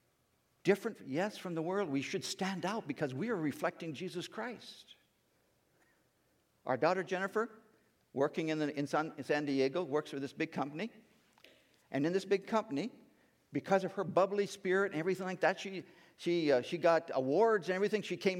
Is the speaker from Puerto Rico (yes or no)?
no; India; now in United States; And growing up in India, in that time, we didn't have a lot of telecommunications, TV, cell phones. We didn't really know what was going on back in the United States.